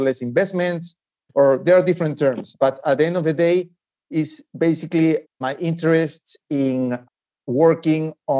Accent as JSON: {"language": "English", "country": "Peru", "moved": "yes", "said": "I'm originally from Peru"}